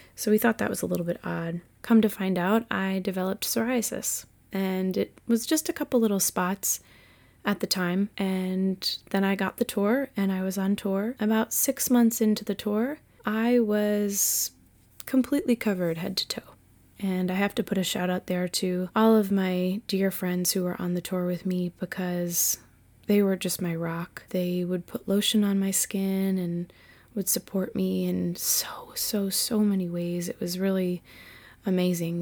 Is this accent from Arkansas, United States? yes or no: no; Massachusetts, United States; this white chick from Massachusetts